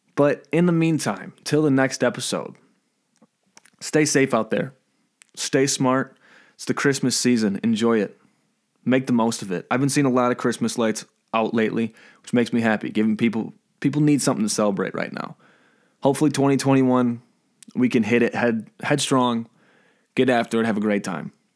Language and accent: English; Michigan, United States; we're from Michigan